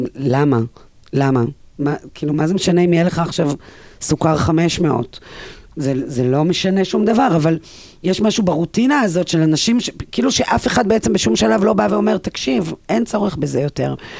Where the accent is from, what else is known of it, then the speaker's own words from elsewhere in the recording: Ein Gedi, Southern District, Israel; אני גדלתי בים המלח